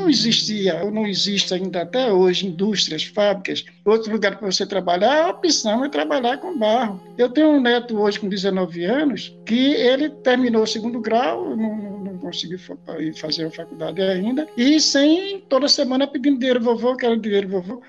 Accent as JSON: {"language": "Portuguese", "town": "Tracunhaém", "region": "Pernambuco", "country": "Brazil", "tie": "born or raised there", "said": "Eu nasci em Tracunhaém"}